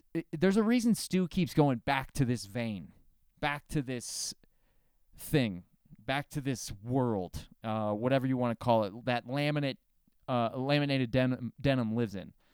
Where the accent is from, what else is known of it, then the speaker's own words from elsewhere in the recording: Florida, United States; I'm from Florida, the South of the South